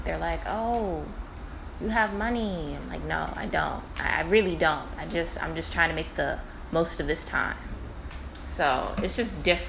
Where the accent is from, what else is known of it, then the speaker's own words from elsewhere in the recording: United States; I'm American.